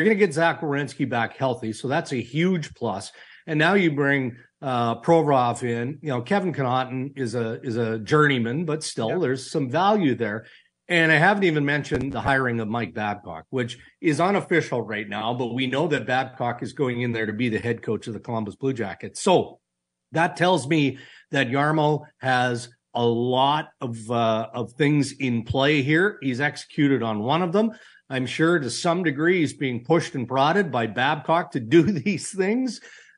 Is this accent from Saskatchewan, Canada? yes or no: yes; Saskatchewan, Canada; I grew up in Saskatchewan. My parents would lock the kids in the car and just smoke their brains out